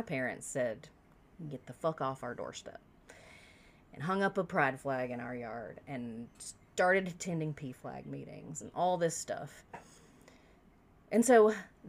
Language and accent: English; South Carolina, United States; I grew up in South Carolina.